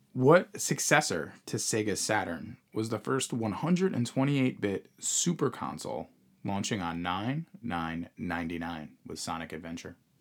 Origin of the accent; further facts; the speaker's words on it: Long Island, New York, United States; where we grew up on Long Island